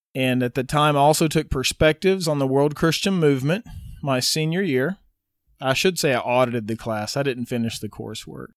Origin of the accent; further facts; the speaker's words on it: Wynnewood, Oklahoma, United States; Was raised in Winniewood, Oklahoma, which is sixty miles south of Oklahoma City. I was there till I was eighteen, growing up on my parents' ranch.